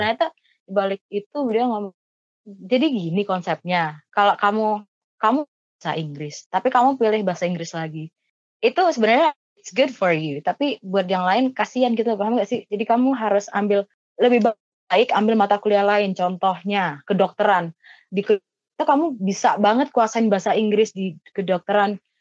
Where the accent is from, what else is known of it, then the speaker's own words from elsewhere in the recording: Surabaya, East Java, Indonesia; aku anak Surabaya asli